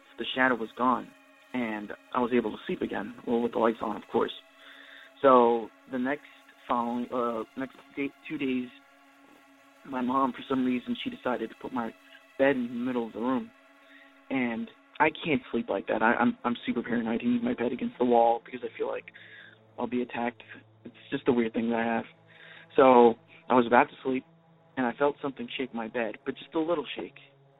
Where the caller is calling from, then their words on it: Redondo Beach, California, United States; also born or lived in Chile; I'm calling from Redondo Beach, California.